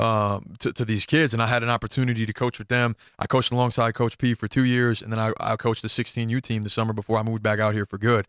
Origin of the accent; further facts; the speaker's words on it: Minneapolis–Saint Paul, Minnesota, United States; in my hometown of the Twin Cities